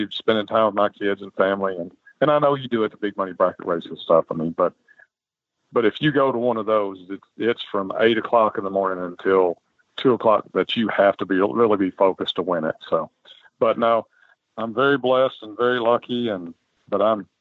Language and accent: English; Central City, Kentucky, United States; grew up in Central City, Kentucky. It's a town of about 5,000 people.